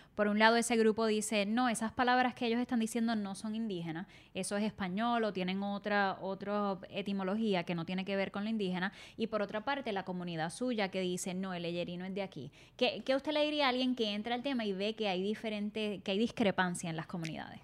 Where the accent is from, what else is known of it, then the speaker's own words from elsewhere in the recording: Puerto Rico; los boricuas